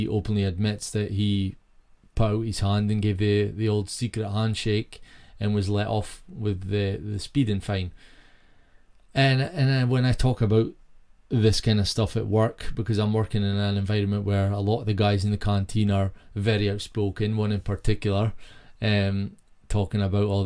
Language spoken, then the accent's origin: English; Peterhead, Scotland, United Kingdom; moved away; my hometown Peterhead was thriving